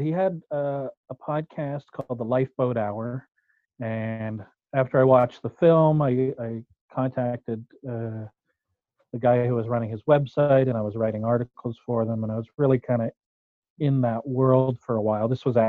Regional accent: Merville, British Columbia, Canada; Yes, I fled to my hometown. I grew up on Vancouver Island in a town called Murville, just north of the Comox Valley.

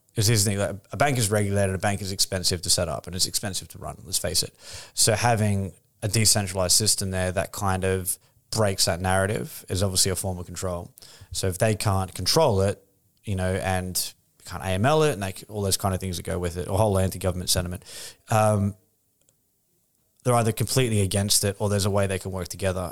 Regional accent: Australia; moved away as an adult; now in London, United Kingdom

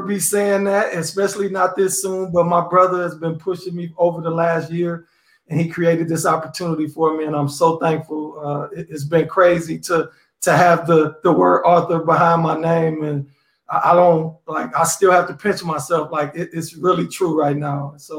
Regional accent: Chicago, Illinois, United States; now in Indianapolis, United States; I'm originally from Chicago, Illinois, and I currently reside in Indianapolis, Indiana

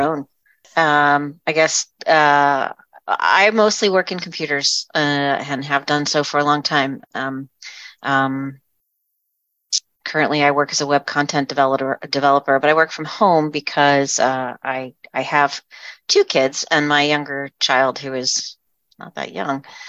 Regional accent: southeastern Pennsylvania, United States; I grew up in southeastern Pennsylvania where I still live.

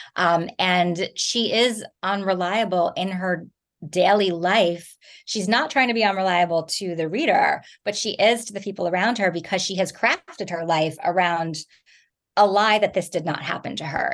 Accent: New Jersey, United States; moved away; I grew up in New Jersey

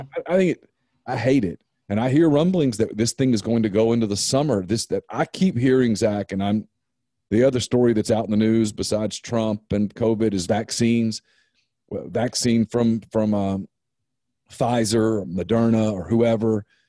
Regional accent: Ruston, Louisiana, United States; moved away; I'm from Ruston

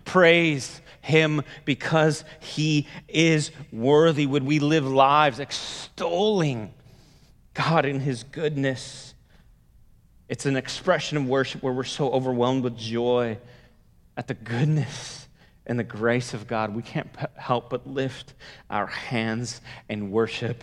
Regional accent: the Bay Area, California, United States; I grew up in the Bay Area.

